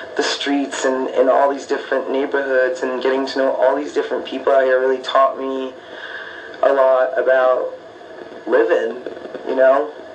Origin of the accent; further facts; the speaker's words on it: Tucson, Arizona, United States; also born or lived in Oakland, California; I grew up in Tucson. Um, I was born in Oakland, California